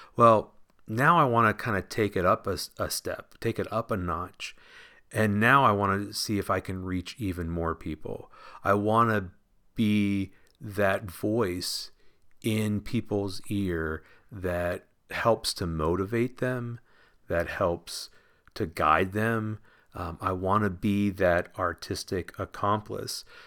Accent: Washington, Pennsylvania, United States; I grew up in Washington, Pennsylvania, just south of Pittsburgh, P

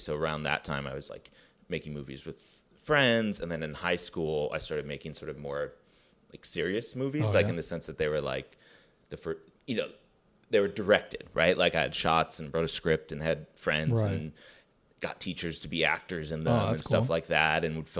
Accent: Glencoe, Illinois, United States; So I grew up in Glencoe, which is a suburb of Chicago.

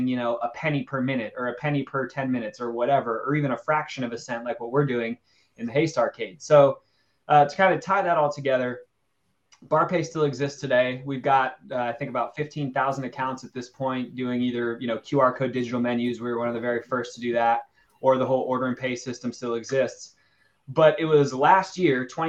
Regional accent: Los Angeles, California, United States; I'm obviously from Los Angeles

